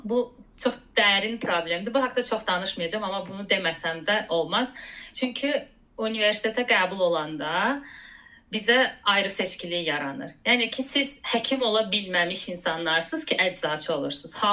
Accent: Azerbaijan; moved away as an adult; Azərbaycandan gəldiyim üçün, yəni hardasa şərq mədəniyyəti, nə bilim, türk mənşəli olduğum üçün

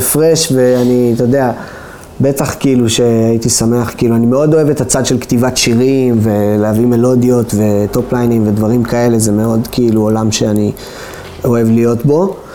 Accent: Israel

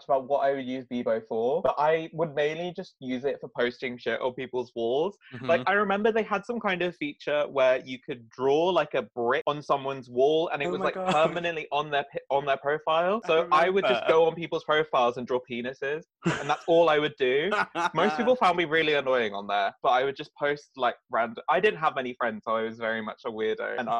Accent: Norwich, East of England, United Kingdom; I'm 25 from Norwich

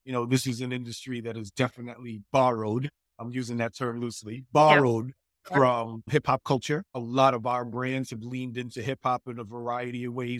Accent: Queens, New York, United States; I mean, I'm a New Yorker. I'm also from Queens.

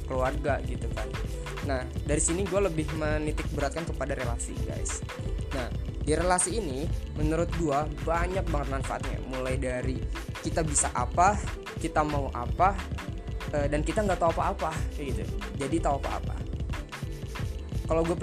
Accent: Bogor, West Java, Indonesia; also born or lived in Tegal; asal dari Bogor, tapi lahir di Tegal, Jawa Tengah. Jadi kalau bahasa gua ngalor ngidul, maaf ya guys ya.

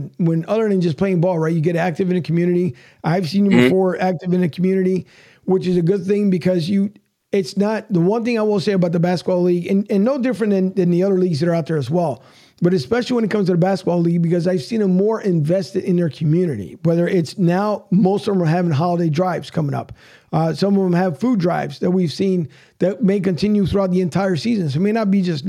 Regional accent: Philadelphia, Pennsylvania, United States; moved away; I'm originally from Philly

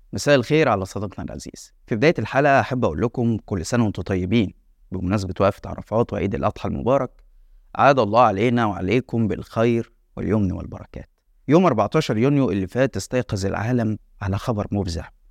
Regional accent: Egypt

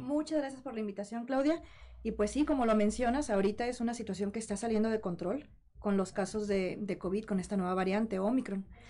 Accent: Monterrey, Nuevo León, Mexico; moved away; al ser soltera, foránea, yo soy de Monterrey y vivía sola

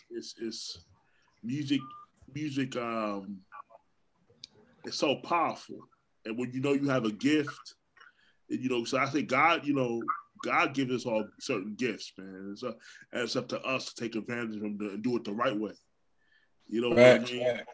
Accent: Orlando, Florida, United States; also born or lived in New York; I was born in New York, grew up in Orlando, but I grew up on the side of Orlando that wasn't really that way.

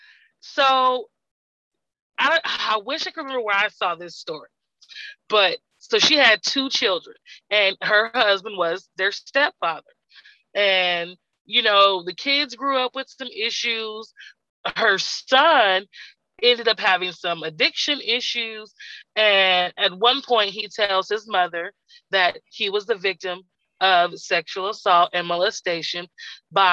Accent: Texas, United States; I'm from Texas

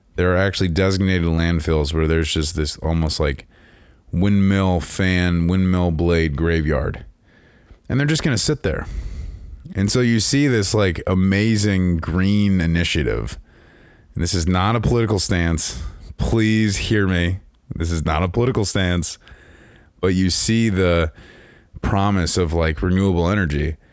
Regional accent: Chicagoland area, Illinois, United States; I grew up in Chicago, land area

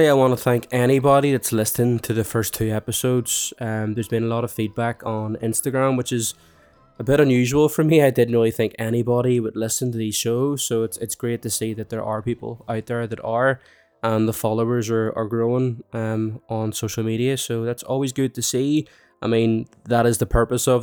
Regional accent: Ireland; Growing up in Ireland

